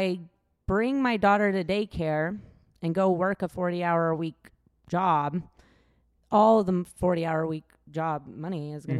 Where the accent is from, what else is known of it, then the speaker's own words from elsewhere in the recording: Washington, United States; now in Texas, United States; I grew up in Washington